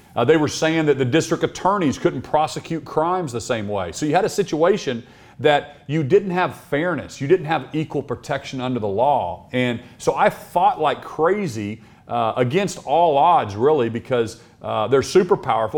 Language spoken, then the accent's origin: English; Norman, Oklahoma, United States; also born or lived in Stillwater, Oklahoma; I grew up in Norman, Oklahoma, where the University of Oklahoma is